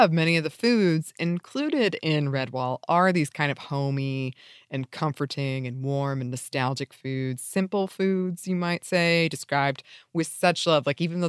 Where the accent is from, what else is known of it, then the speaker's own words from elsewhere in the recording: United States; as an American child who grew up reading a lot of British fantasy.